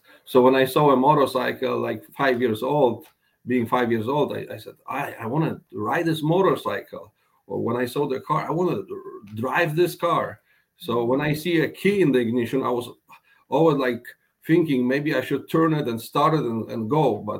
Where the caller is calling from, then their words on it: Sarasota, Florida, United States; Well, I'm currently at my office in the office of R4U in Sarasota, Florida.